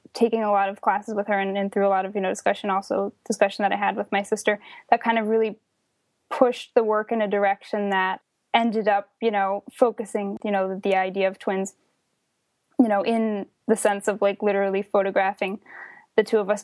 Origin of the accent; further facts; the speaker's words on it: northern New Jersey, United States; I grew up in the suburbs of northern New Jersey, about an hour outside of New York